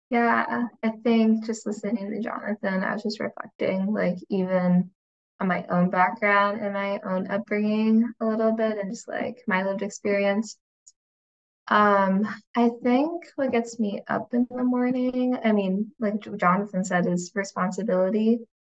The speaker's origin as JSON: {"language": "English", "country": "United States", "tie": "born or raised there", "said": "growing up in the States"}